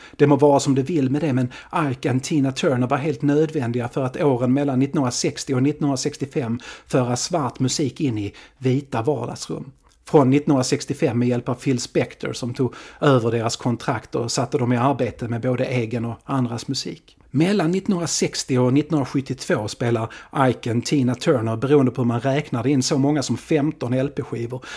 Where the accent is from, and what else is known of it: Sweden